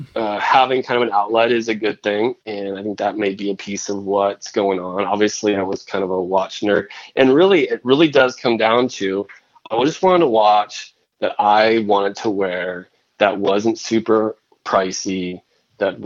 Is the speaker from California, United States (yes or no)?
yes; Northern California, United States; also born or lived in Boston; I'm from California, Northern California